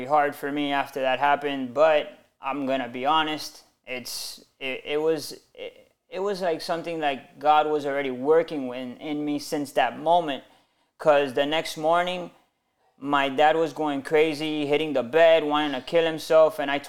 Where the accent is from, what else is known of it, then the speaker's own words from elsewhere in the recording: Miami, Florida, United States; Born and raised in Miami.